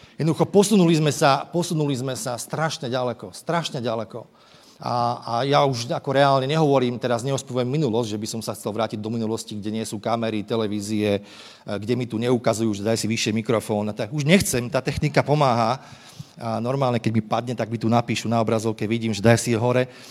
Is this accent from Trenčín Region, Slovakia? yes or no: yes; Trenčín, Trenčín Region, Slovakia; Ja som vyrastal v Trenčine, kde kadial e, tečie rieka Vách.